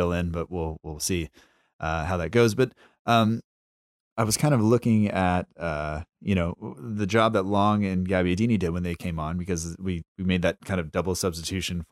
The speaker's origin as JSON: {"language": "English", "country": "United States", "said": "I'm from the United States. I'm American"}